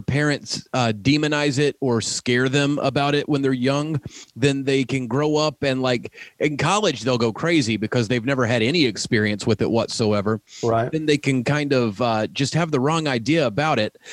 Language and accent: English; the South, United States; moved away; I'm from the South originally